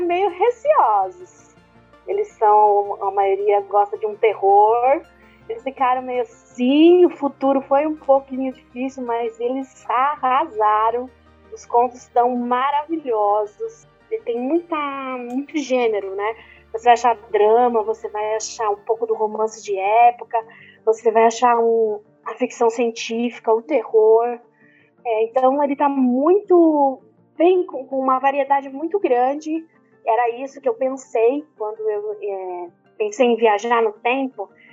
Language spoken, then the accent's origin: Portuguese; São Paulo, Brazil; sou paulista, paulistana